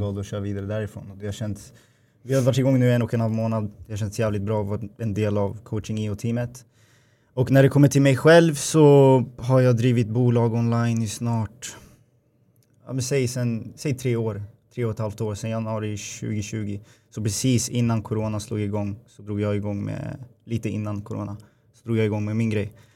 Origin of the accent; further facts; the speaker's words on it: Upplands Väsby, Stockholm County, Sweden; also born or lived in Gävle; jag åkte hem från Gävle till eh, Väsby, där jag kommer ifrån